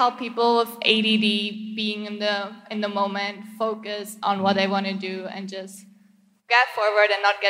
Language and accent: English; Germany; now in Las Vegas, United States; I'm from Germany, but I live in Las Vegas now.